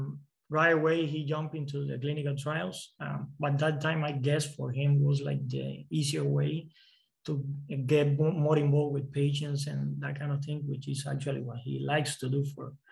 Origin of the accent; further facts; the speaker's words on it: Cuba; moved away; I'm from Cuba